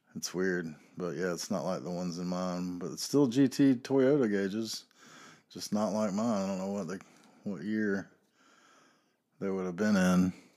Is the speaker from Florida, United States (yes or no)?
no; North Carolina, United States; I am from North Carolina